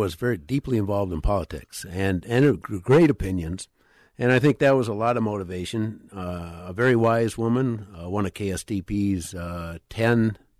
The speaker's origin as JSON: {"language": "English", "town": "Minneapolis", "region": "Minnesota", "country": "United States", "tie": "born or raised there", "said": "And I grew up in South Minneapolis, too. down on Lake Street near the river."}